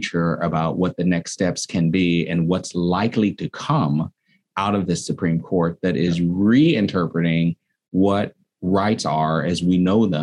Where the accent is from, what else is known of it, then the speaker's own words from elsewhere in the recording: San Francisco, California, United States; I'm a fourth generation San Franciscan, and I grew up here in the Bayview